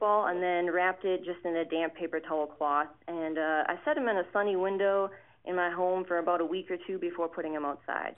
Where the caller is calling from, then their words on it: Marysville, Ohio, United States; I'm calling you from Marysville, Ohio